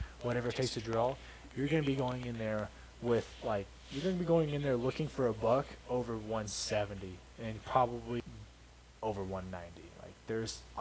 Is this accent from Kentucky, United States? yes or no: yes; Kentucky, United States; moved away; I was growing up in Kentucky